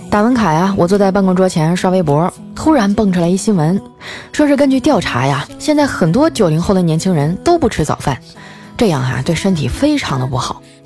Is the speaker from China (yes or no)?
yes; Northeast China, China; moved away as an adult; now in southern China; 自从我来到了南方工作哈，我就觉得东三省范围内都是老乡儿